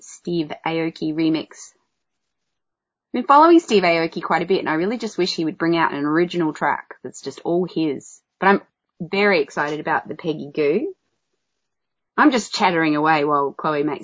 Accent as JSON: {"language": "English", "town": "Adelaide", "region": "South Australia", "country": "Australia", "said": "I'm being from Adelaide. I say ranch and dance."}